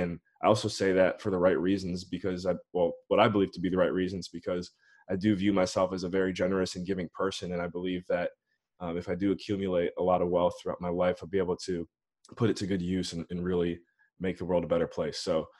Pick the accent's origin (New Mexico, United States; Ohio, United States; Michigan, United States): Ohio, United States; Painesville; my hometown, Painesville, Ohio.